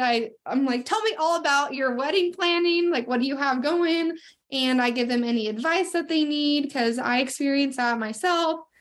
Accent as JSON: {"language": "English", "town": "Sandpoint", "region": "Idaho", "country": "United States", "lives_now": "Coeur d'Alene, United States", "said": "I am from Sandpoint, Idaho, and I moved down to Coeur d'Alene, Idaho, about uh, probably about eight years ago now"}